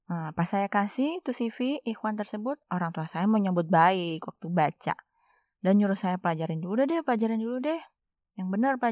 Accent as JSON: {"language": "Indonesian", "region": "West Sumatra", "country": "Indonesia", "said": "serta perwakilan mamak saya karena saya orang Minang di rumah orang tua saya."}